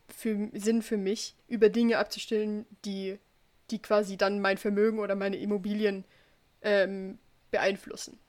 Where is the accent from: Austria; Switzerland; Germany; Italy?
Switzerland; bei uns in der Schweiz